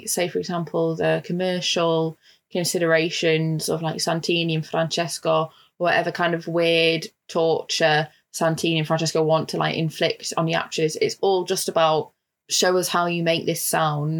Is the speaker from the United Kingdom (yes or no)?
yes; United Kingdom; also born or lived in Italy; I speak Italian and I used to live in Italy, but I'm also British